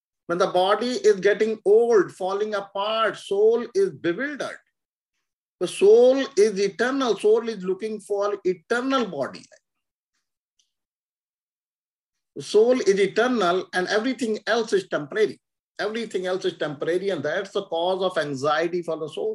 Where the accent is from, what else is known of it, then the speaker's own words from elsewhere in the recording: India; moved away; we lived in India, we born in India, so we think India is our country.